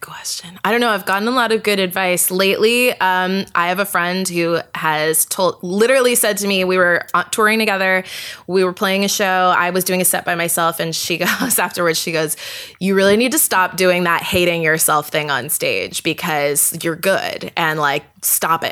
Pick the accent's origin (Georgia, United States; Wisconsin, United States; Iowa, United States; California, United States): California, United States; Vista; moved away as an adult; also born or lived in Toronto / New York; now in Los Angeles, United States; I grew up in San Diego, well, technically North County, San Diego. So it's like the suburbs, sort of Vista to be exact